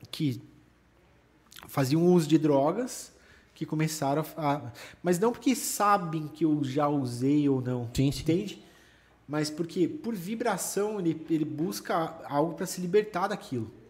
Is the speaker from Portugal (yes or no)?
no; São Paulo, Brazil; Como eu vim de São Paulo já, de uma, de, com esse todo know-how assim de São Paulo, né?